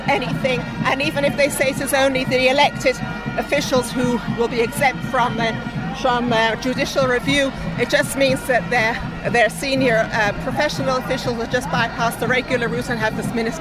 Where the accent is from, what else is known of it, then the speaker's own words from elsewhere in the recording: London, United Kingdom; now in Israel; Originally from London, but I've been here for about 50 years